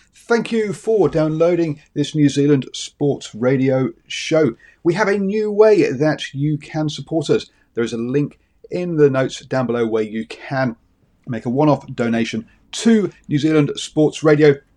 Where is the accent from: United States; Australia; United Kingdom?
United Kingdom; England; accent: English; you can tell by my accent I'm English